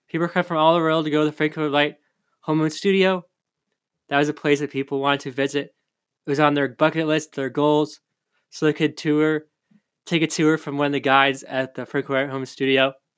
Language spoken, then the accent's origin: English; California, United States; also born or lived in Oak Park, Illinois; California, my home state.